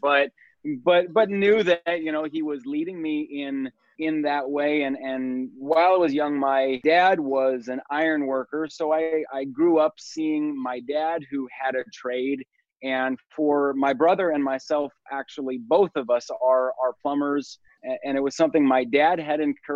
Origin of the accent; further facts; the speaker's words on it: the Northwest, Pacific Northwest, United States; also born or lived in Astoria, Oregon; now in Puyallup, United States; I was born and raised in the Northwest